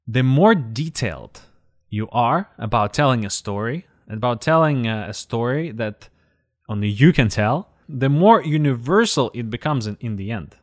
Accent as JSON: {"language": "English", "town": "Zaporizhzhia", "region": "Zaporizhzhia Oblast", "country": "Ukraine", "tie": "born or raised there", "said": "in the neighborhood where I grew up in Zaporozhye"}